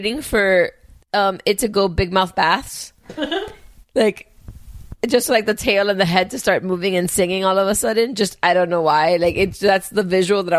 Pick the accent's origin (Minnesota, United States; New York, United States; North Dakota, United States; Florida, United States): Florida, United States; Miami; I grew up in Miami. I'm Cuban.